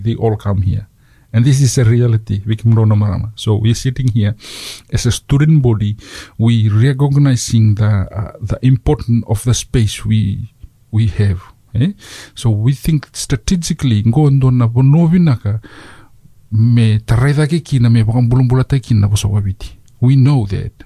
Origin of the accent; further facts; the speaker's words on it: Fiji; now in Dunedin, New Zealand; I grew up in Fiji.